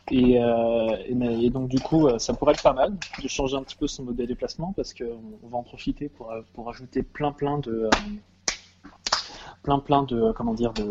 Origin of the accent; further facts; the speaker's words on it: Paris, Île-de-France, France; Alors, enfin, en tant que parisien, si tu veux faire du vélo, acheter un nouveau vélo, c'est peut-être pas une bonne idée